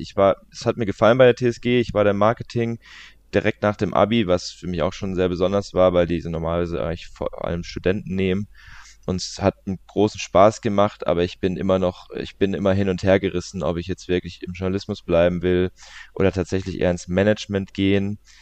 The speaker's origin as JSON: {"language": "German", "town": "Leimen", "region": "Baden-Württemberg", "country": "Germany", "tie": "born or raised there", "also_born_or_lived": "Walldorf"}